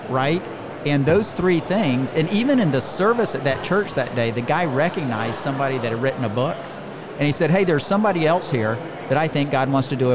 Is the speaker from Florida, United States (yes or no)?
yes; Leesburg, Florida, United States; Leesburg, Florida.